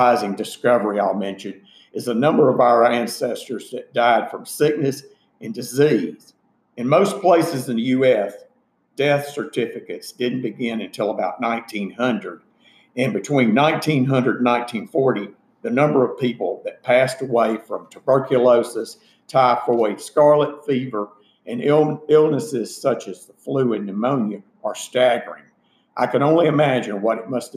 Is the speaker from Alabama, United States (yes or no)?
yes; Summerdale, Alabama, United States; also born or lived in Lakeland, Florida; in the summer of about 1955, 1956, we moved to Baldwin County, Alabama, which was where my mother grew up.